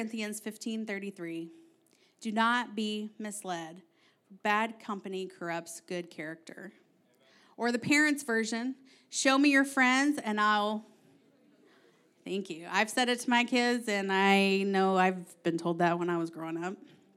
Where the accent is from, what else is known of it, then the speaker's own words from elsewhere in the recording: Kentucky, United States; accent: Kentucky; now in Ohio, United States; For example, if you don't know, I grew up in Southeast Kentucky. And when Aaron met me, my accent was thick, okay? Now, I moved to Ohio, and I started talking like all y'all northerners up here.